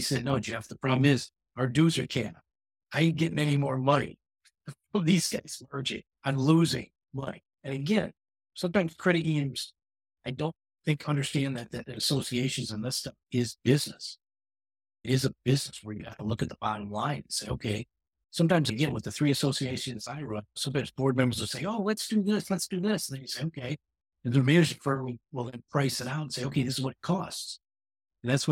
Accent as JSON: {"language": "English", "town": "Chicago", "region": "Illinois", "country": "United States", "said": "I'm from Chicago."}